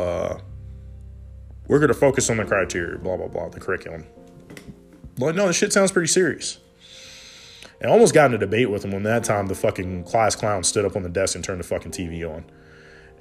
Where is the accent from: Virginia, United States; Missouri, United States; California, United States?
Virginia, United States; Hampton Roads area, Southern; I'm from Southern Virginia, Hampton Roads area, 757